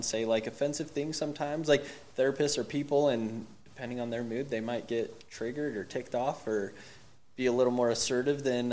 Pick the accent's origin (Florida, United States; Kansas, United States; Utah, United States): Utah, United States; Salt Lake City; also born or lived in Logan, Utah; I'm from Salt Lake originally, so I came back home kind of.